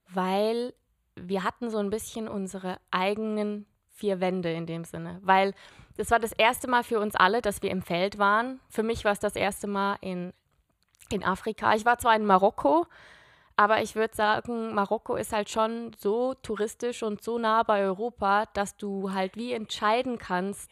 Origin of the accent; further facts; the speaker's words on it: Switzerland; now in Zurich, Switzerland; ich bin Schweizerin und ich, ich komme aus einem Land mit vier Landessprachen und ich spreche einfach nur